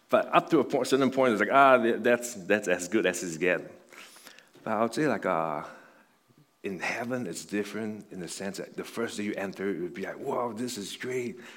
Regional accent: Buffalo, New York, United States; It's like some of you guys know, like I came from Buffalo. And in Buffalo, there's Niagara Falls there.

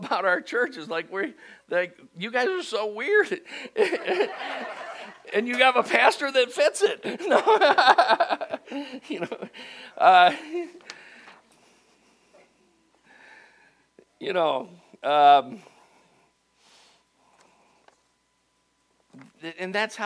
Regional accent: Cleveland, Ohio, United States; moved away as an adult; now in Dayton, United States; I really wanted to go back to my hometown in Cleveland and start a church, and God sent me to Dayton anyway, instead

